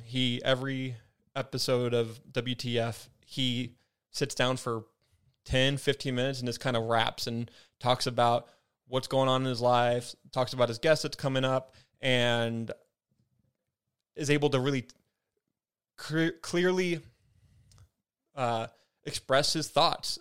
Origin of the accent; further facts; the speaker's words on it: Spokane, Washington, United States; I'm from Spokane